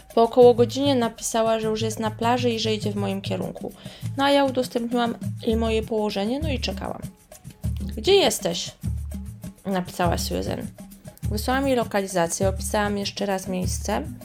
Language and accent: Polish; Poland; moved away as an adult; now in Rio de Janeiro, Brazil; ja jestem z Polski, z Europy